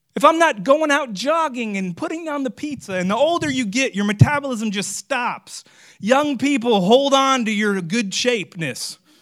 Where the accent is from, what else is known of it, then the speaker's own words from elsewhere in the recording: Florida, United States; I'm from Florida